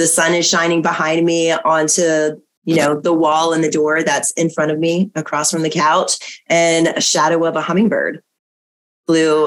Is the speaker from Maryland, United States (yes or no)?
yes; Maryland, United States; the house that I grew up in Maryland